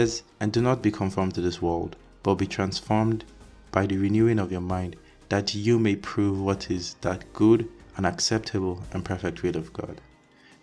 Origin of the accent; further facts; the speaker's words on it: Nigeria; moved away as an adult; also born or lived in Hungary; I was born and raised in Nigeria